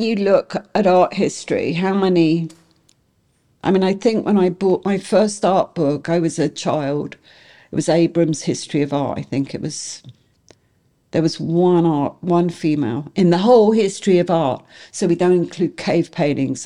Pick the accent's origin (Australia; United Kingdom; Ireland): United Kingdom; England; now in United States; I'm English